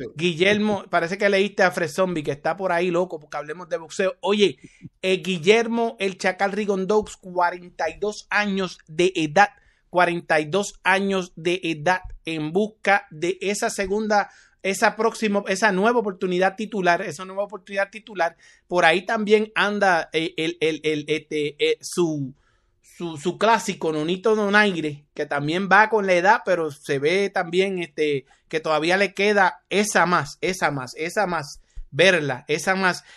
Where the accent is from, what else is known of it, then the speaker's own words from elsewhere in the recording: Carolina, Puerto Rico; desde mi pueblo, Carolina, Puerto Rico